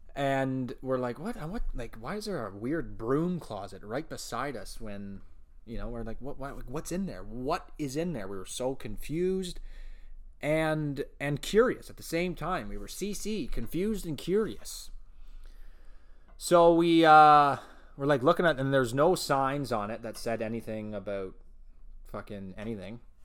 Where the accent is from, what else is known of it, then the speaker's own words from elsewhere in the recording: Elmira, Ontario, Canada; That's my original hometown. Actually, you know, it's just my hometown